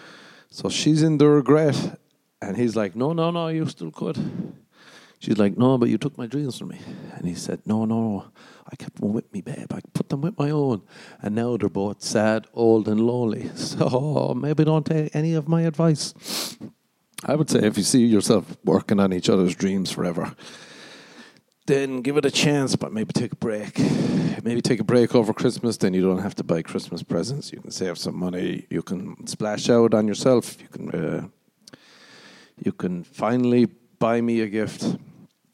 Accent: Ireland; moved away as an adult; also born or lived in America; now in United States; I did grow up in Ireland too

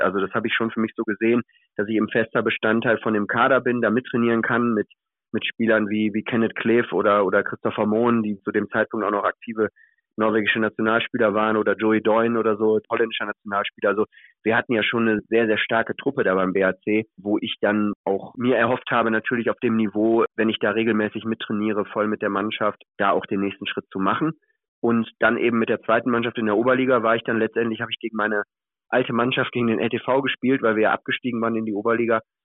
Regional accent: Wuppertal, North Rhine-Westphalia, Germany; ich bin aus Wuppertal, also ich komme gebürtig aus Wuppertal, habe damals angefangen, Handball zu spielen in der Jugend bei der TG Kronenberg

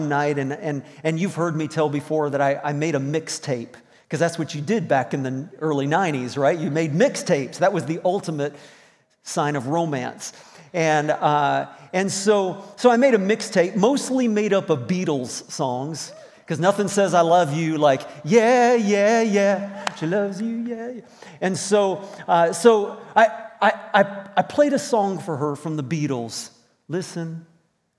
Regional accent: Virginia, United States; moved away as an adult; also born or lived in Indiana; now in Moncton, Canada; I had spent all of my teenage years in Virginia from middle school on up through to graduating in high school

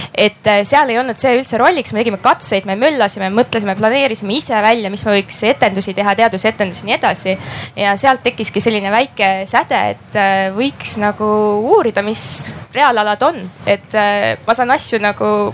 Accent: Räpina, Põlva County, Estonia; ma olen pärit selline äärealast, Räpina kandist

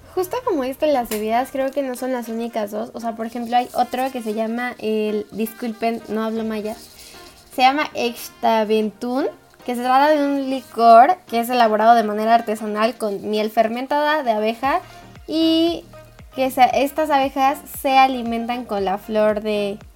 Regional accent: Mexico; now in Mexico City, Mexico; como mexicanos

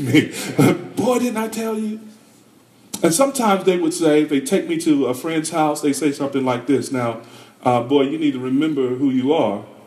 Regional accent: North Carolina, United States; I'm from North Carolina

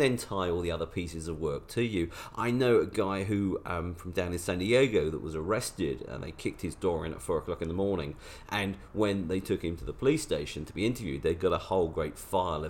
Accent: London, United Kingdom; now in Los Angeles, United States; I'm from London originally.

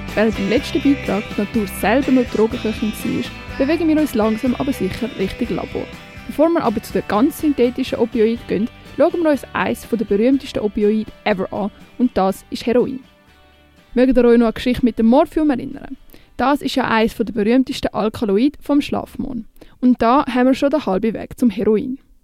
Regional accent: Switzerland; bei uns in der Schweiz

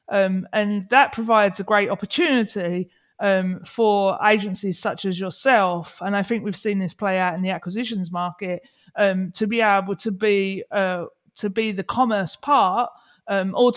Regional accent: England, United Kingdom; moved away; I'm English

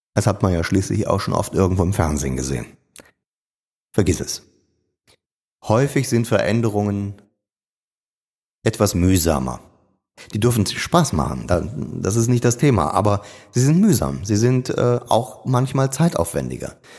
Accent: Niederkassel, North Rhine-Westphalia, Germany; moved away as an adult; Und von Geburt an bin ich Rheinländer

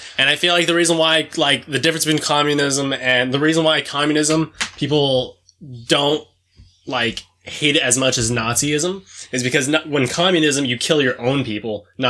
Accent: New Mexico, United States; Dude, I grew up in New Mexico.

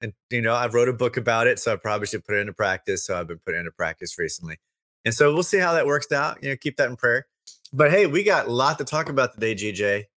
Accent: Louisiana, United States; I'm from Louisiana.

